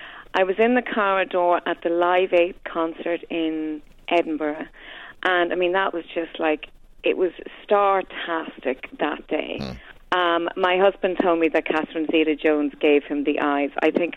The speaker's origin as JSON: {"language": "English", "country": "Ireland", "said": "I am Irish"}